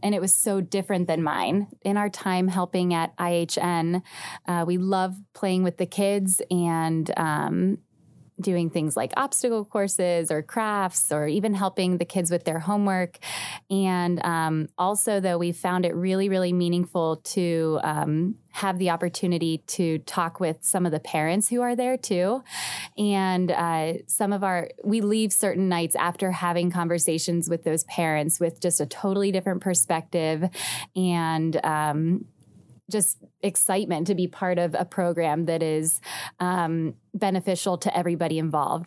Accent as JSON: {"language": "English", "town": "Youngstown", "region": "Ohio", "country": "United States", "moved": "yes", "lives_now": "Cincinnati, United States", "said": "I'm from the Youngstown area originally"}